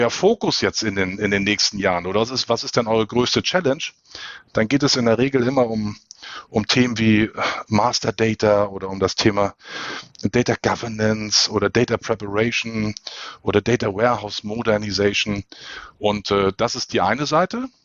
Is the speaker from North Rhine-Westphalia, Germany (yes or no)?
no; Hamburg, Germany; Ich als Hamburger, ich leide da so ein bisschen drunter.